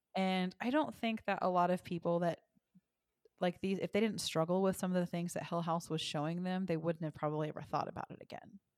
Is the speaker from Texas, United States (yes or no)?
yes; Texas, United States; I was raised in Texas, and I was raised in a First United Methodist church